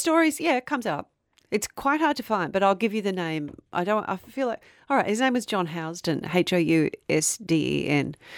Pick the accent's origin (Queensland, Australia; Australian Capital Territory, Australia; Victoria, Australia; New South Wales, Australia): Victoria, Australia; Frankston; growing up in Frankston